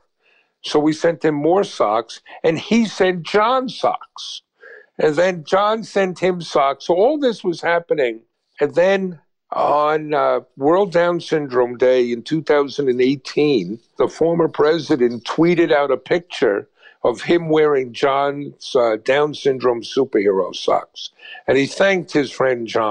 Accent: United States; I'm an American

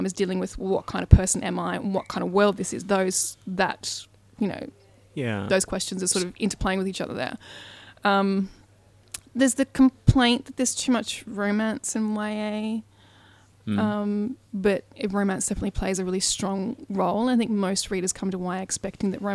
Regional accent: Australia; I'm Australian

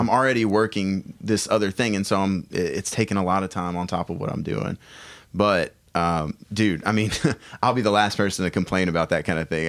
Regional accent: United States; being an American

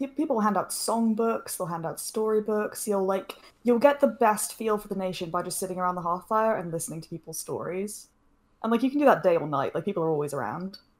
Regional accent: United Kingdom; being a Brit

